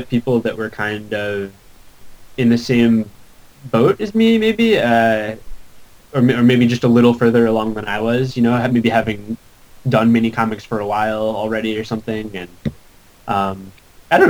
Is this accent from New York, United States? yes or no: yes; Syracuse, New York, United States; moved away as an adult; also born or lived in Buffalo / Southern California; I grew up in Syracuse, but I went to school in Buffalo